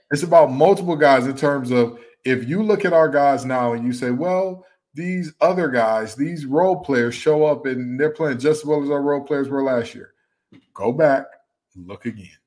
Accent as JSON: {"language": "English", "town": "Detroit", "region": "Michigan", "country": "United States", "tie": "born or raised there", "said": "my hometown of Detroit, Michigan"}